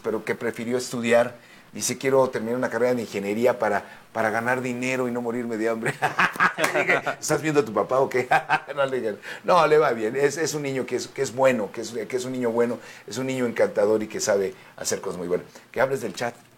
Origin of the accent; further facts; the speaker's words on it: Mexico; also born or lived in United States; yo soy ciudadano americano también, sí. México-americano